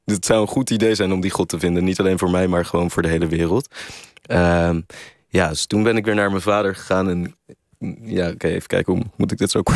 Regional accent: Netherlands; ik als Nederlander

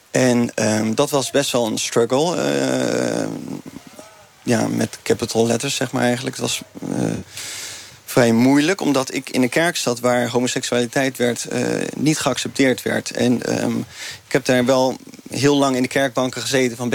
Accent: 's-Gravenzande, South Holland, Netherlands; vanaf mijn tienerjaren ben ik opgegroeid in de Gifmeerde gemeente in Schravenzanden. Voor die tijd waren mijn ouders een beetje aan het zwerven.

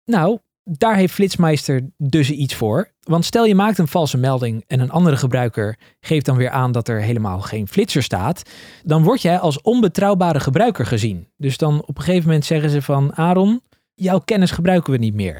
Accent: Netherlands; als Nederlander

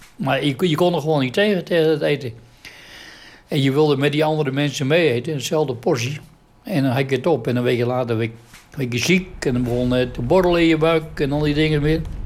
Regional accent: Amsterdam, North Holland, Netherlands; Ik ben geboren in Amsterdam in juni 1937

